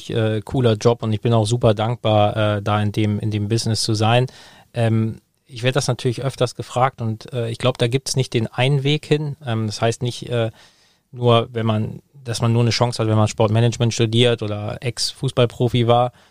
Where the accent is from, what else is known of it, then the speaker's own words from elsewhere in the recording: Hamburg, Germany; Ich, äh, ich komme aus Hamburg, ich liebe Hamburg, ich habe meine, meine Familie und Freunde alle da.